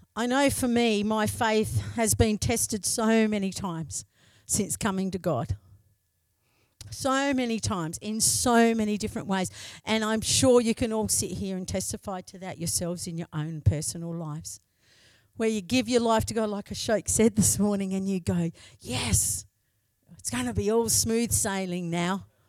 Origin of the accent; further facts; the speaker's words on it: Broken Hill, New South Wales, Australia; moved away as an adult; also born or lived in Menindee; I come from Broken Hill, yeah? So I come from Broken Hill.